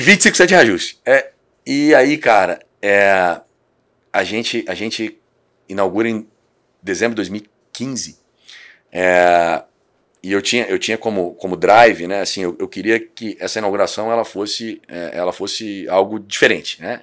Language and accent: Portuguese; Cachoeiro de Itapemirim, Espírito Santo, Brazil; moved away as an adult; now in Vitória, Brazil; sou, de Cachoeiro